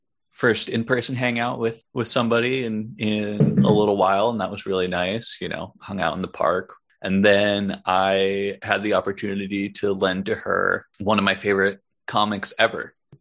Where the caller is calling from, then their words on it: New York City, New York, United States; I'm one of your hosts. I am calling from Brooklyn, New York. I'm yet another white guy with a podcast in Brooklyn, New York.